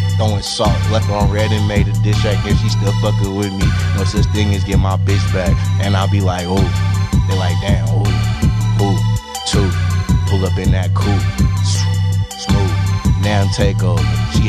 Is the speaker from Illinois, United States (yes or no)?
no; Stockton, California, United States; also born or lived in San Jose; now in Los Angeles, United States; I grew up in Stockton. Okay, I was born in San Jose.